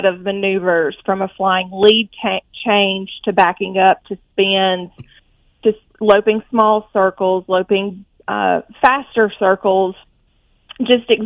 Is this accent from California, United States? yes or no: no; Athens, Alabama, United States; now in Birmingham, United States; I'm originally from Athens, Alabama. I live just outside of Birmingham now.